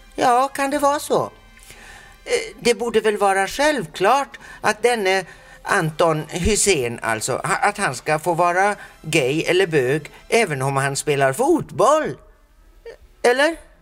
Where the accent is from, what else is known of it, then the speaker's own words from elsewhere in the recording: Sweden; jag är ju själv svensk